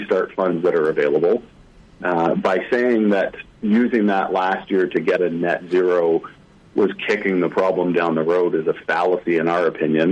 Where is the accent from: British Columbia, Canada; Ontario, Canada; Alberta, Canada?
Ontario, Canada; Toronto; moved away as an adult; also born or lived in Vancouver, Canada; now in Prince George, Canada; I was born and raised in Toronto, moved out to Vancouver in 2000